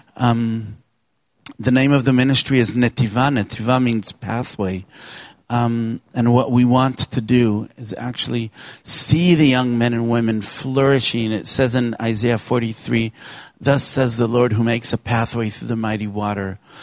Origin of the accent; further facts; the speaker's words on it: Israel; for a young man growing up in Israel